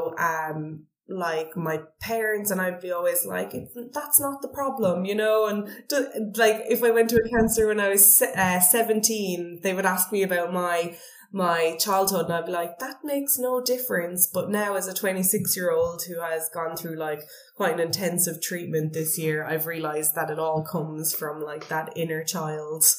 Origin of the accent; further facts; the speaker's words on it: Cork, Munster, Ireland; moved away as an adult; now in Vietnam; I come from Cork in Ireland.